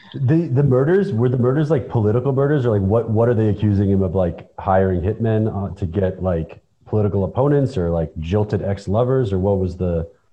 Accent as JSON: {"language": "English", "country": "United States", "moved": "yes", "lives_now": "Tbilisi, Georgia", "said": "we're Americans and we live in Tbilisi"}